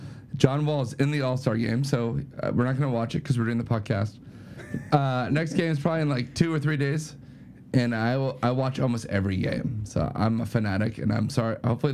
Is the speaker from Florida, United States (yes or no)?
no; Maryland, United States; I grew up here in Maryland.